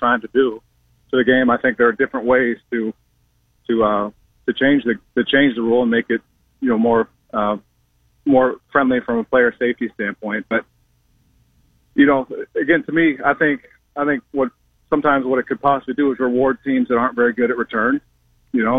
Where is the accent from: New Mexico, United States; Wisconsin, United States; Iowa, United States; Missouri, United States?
Iowa, United States; Alvord; also born or lived in Cleveland, Ohio / Sioux Falls, South Dakota; I was an Alvord guy